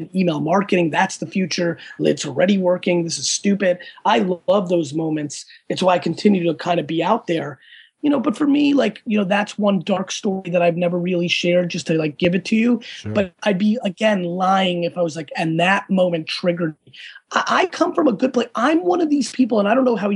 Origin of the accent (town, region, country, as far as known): Edison, New Jersey, United States; born or raised there; English is a second language; also born or lived in Russia / Dover, New Jersey